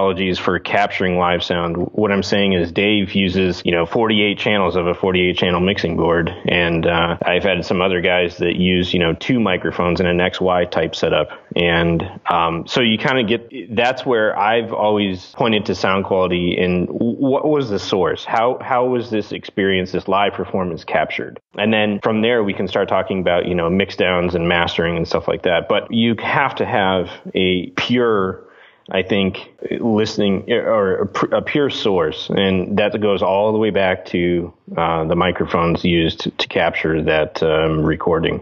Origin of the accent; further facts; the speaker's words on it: Chicago, Illinois, United States; also born or lived in Interlochen, Michigan; Me and my brother were raised as musicians. We grew up here in the Chicago area